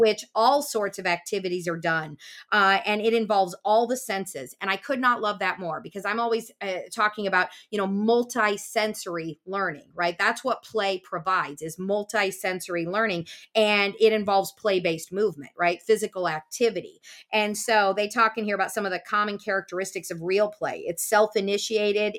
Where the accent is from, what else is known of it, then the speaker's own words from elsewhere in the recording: Des Moines, Iowa, United States; I grew up in Des Moines, Iowa